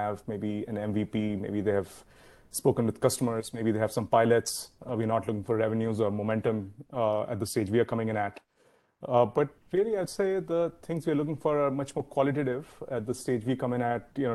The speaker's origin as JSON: {"language": "English", "country": "India", "tie": "born or raised there", "moved": "as an adult", "lives_now": "San Francisco Bay Area, United States", "said": "I grew up in India, came over to the US in the year 2000"}